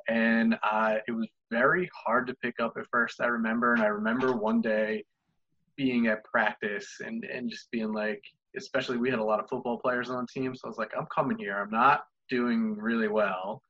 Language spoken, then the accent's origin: English; Toms River, New Jersey, United States; I grew up in Toms River, New Jersey, known for Toms River, Toms River Little League baseball